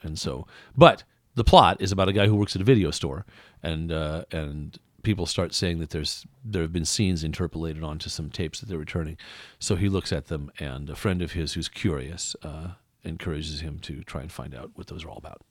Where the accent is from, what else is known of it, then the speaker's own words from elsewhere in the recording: West Coast, United States; moved away; also born or lived in Iowa; I'm from the West Coast, and where I grew up, nobody's from there usually.